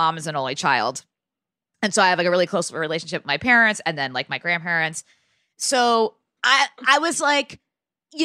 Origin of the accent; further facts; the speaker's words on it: New Milford, Connecticut, United States; I'm from New Milford, Connecticut